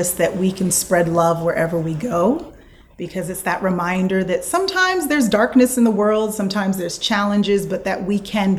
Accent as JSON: {"language": "English", "region": "New Hampshire", "country": "United States", "tie": "born or raised there", "said": "I was raised in New Hampshire"}